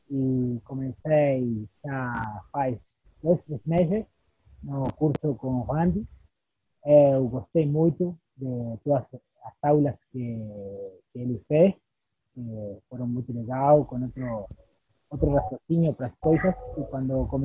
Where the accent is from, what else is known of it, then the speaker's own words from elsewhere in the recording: Uruguay; Portuguese is a second language; now in Chuy, Uruguay; eh, eu sou uruguaio, eu é moro na cidade de Chuí, do com o Brasil.